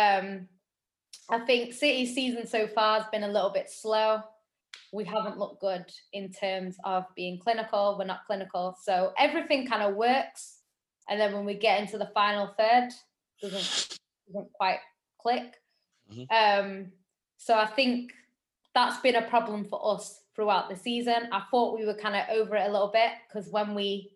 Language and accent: English; Manchester, North West England, United Kingdom; as a Mancunian